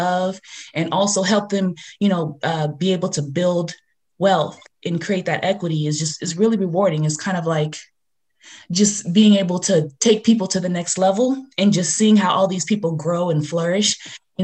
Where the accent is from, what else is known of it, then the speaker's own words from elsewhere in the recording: Los Angeles, California, United States; also born or lived in Inglewood, California / Atlanta, Georgia / South Bay, California; I grew up in the San Fernando Valley.